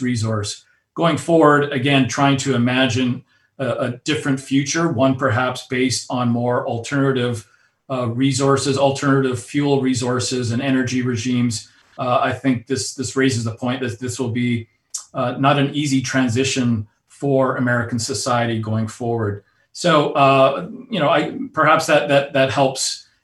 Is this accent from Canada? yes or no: yes; Alberta, Canada; my own personal background, growing up in Alberta, Canada, on the oil patch